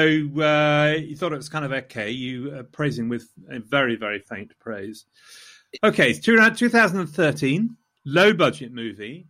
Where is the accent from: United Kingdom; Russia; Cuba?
United Kingdom; Loughborough, East Midlands; I come from Loughborough